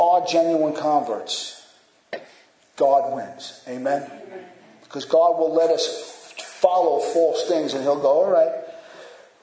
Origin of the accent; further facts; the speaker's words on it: United States; especially as American Christians